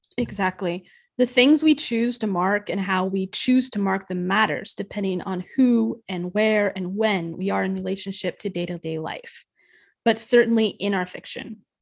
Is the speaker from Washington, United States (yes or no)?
yes; near Forks, Washington, United States; moved away; It's, it's my hometown area.